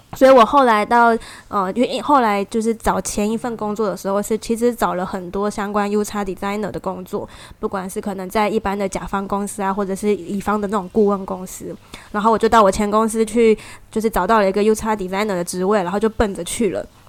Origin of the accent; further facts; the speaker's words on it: Taiwan; moved away; 我来自台湾